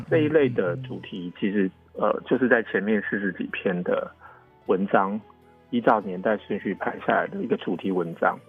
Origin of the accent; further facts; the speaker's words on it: Taiwan; moved away as an adult; now in Taipei, Taiwan; 我以嗯。前也不是在台北长大，然后我也不是，嗯，嗯，嗯，嗯。呃，在台北念书